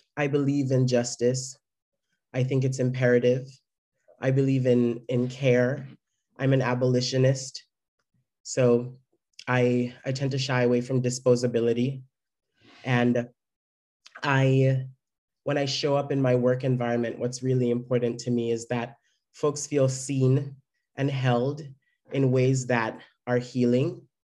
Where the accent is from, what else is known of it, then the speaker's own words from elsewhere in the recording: Jamaica; now in San Francisco, United States; Growing up in Jamaica